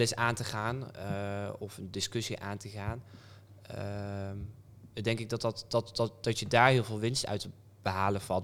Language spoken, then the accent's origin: Dutch; Apeldoorn, Gelderland, Netherlands; also born or lived in Amsterdam / Brabant; now in North Brabant, Netherlands; ik kwam uit Apeldoorn